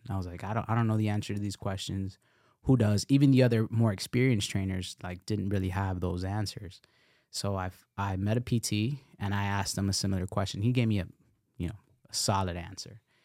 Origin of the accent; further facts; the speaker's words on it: Nicaragua; I'm from Nicaragua